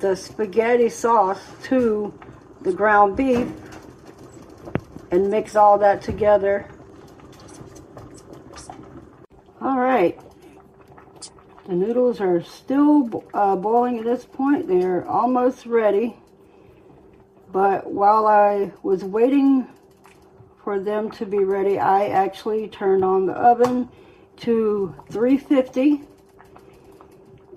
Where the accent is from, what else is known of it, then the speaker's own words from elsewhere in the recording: the South, United States; I'm from the South